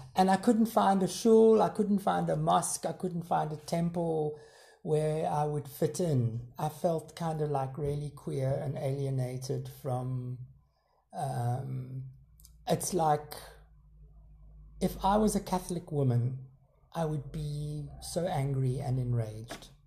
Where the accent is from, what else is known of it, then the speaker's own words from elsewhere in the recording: South Africa; growing up in South Africa